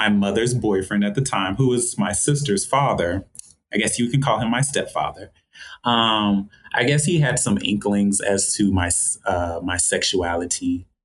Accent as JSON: {"language": "English", "region": "Georgia", "country": "United States", "tie": "born or raised there", "said": "So growing up in Georgia, it's a lot of fun. It's kind of hot down here, so it's one of the warmer states"}